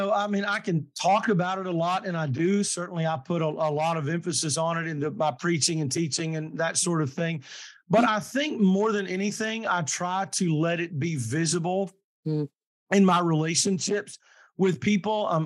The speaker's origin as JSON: {"language": "English", "region": "the South", "country": "United States", "tie": "born or raised there", "said": "But I was raised in the South, but very, very blessed to have been raised in a place that was diverse."}